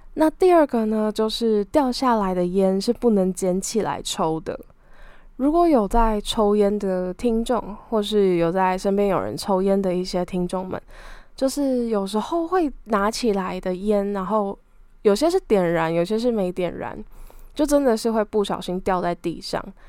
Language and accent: Chinese; Taiwan; 小时候是在乡下长大的小孩，读的小学也算是蛮偏僻的，就是可能真的会被称之为乡下